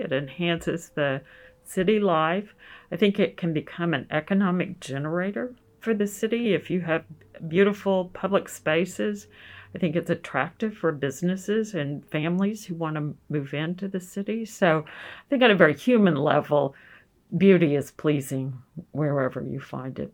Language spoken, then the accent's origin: English; Oklahoma City, Oklahoma, United States; Brian and I grew up in Oklahoma City